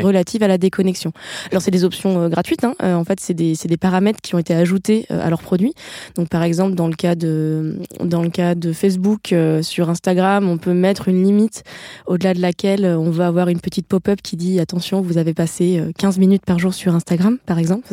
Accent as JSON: {"language": "French", "town": "Paris", "region": "Île-de-France", "country": "France", "said": "je suis parisienne"}